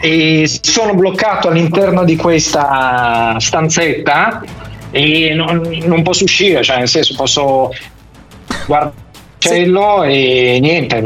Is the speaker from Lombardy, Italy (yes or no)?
yes; Milan, Lombardy, Italy; essendo milanese